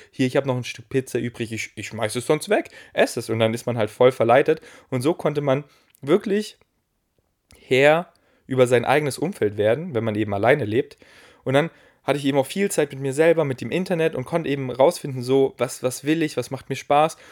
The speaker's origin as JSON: {"language": "German", "town": "Munich", "region": "Bavaria", "country": "Germany", "tie": "born or raised there", "said": "Ich war hier in München, wo ich groß geworden bin"}